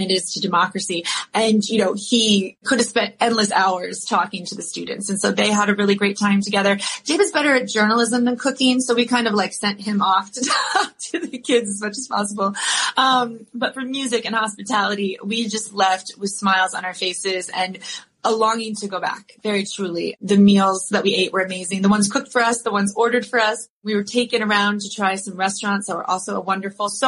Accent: Ada, Ohio, United States; moved away; I grew up in a town of only 3,000 people with like two stoplights

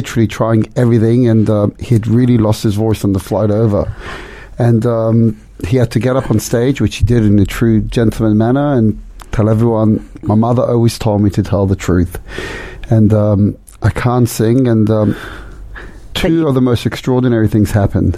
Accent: London, United Kingdom; also born or lived in Amsterdam, Netherlands; now in Melbourne, Australia; born in Amsterdam, but I grew up in London and had a wonderful, warm childhood

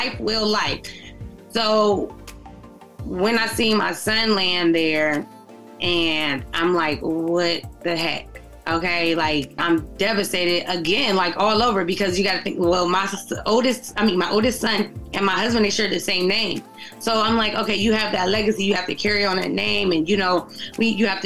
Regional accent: Youngstown, Ohio, United States; Born and raised in Youngstown, Ohio

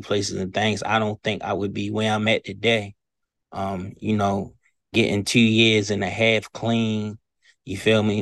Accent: Baltimore, Maryland, United States; moved away as an adult; now in Eastern Shore, Maryland, United States; I've been in Baltimore, Maryland all my life

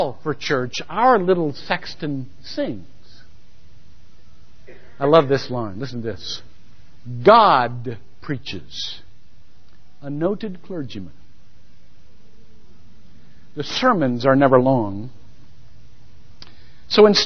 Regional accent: Shelby, Ohio, United States; now in Longwood, United States; I attended First Methodist Church, Shelby, Ohio

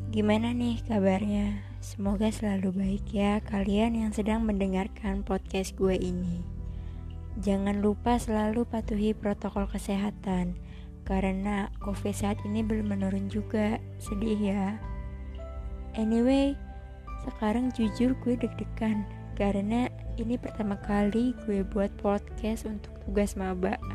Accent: Tangerang, Banten, Indonesia; Gue lahir dan stay di Tangerang bareng orang tua.

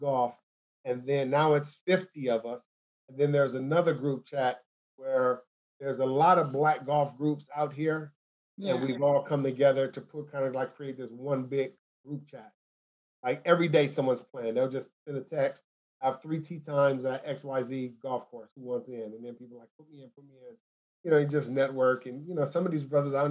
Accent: Los Angeles, California, United States; moved away as an adult; I'm from South Central

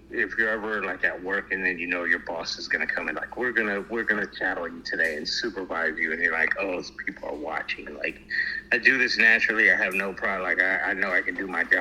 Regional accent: Hawaii, United States; moved away; I'm from Hawaii, so I, I like warmth

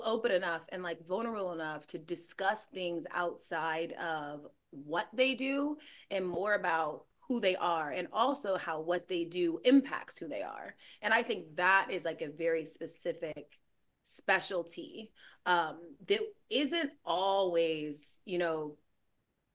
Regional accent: Gwinnett County, Georgia, United States; I'm from Gwinnett County

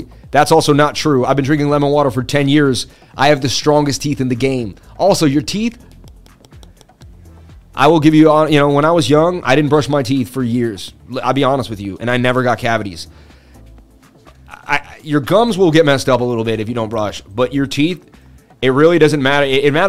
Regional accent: Boston, Massachusetts, United States; from Boston.

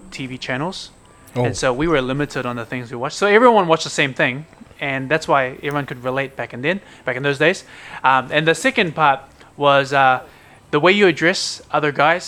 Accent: New Zealand; now in Brisbane, Australia; I grew up and lived in New Zealand.

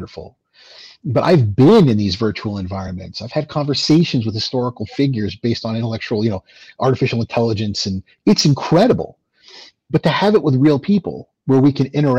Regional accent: Lubbock, Texas, United States; now in New Hampshire, United States; I'm a Texan man. I was born in Lubbock

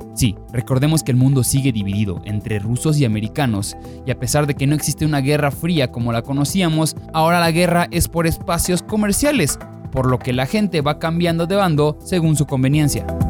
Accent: Mexico; como buenos mexicanos

